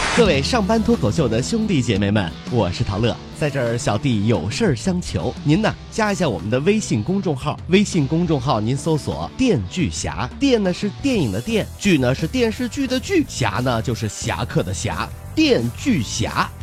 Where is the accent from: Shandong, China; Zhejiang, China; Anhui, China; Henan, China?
Zhejiang, China; Ningbo; 我是宁波人啊，和我谈恋爱呢，我就一定要系海鲜了